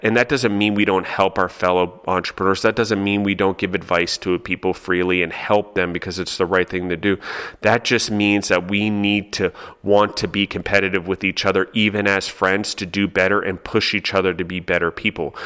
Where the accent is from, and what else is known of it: United States